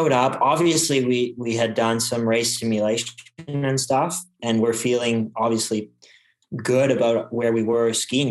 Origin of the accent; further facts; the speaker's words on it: Quebec, Canada; I grew up racing in Quebec